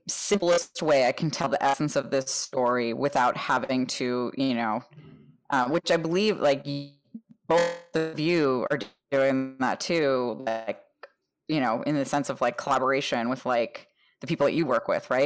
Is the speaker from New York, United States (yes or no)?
no; New Jersey, United States; moved away; I grew up in North Jersey